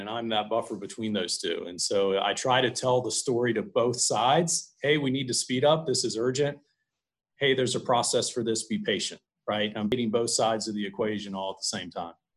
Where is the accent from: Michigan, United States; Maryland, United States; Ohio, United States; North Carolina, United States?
North Carolina, United States; Chapel Hill; I grew up in Chapel Hill, North Carolina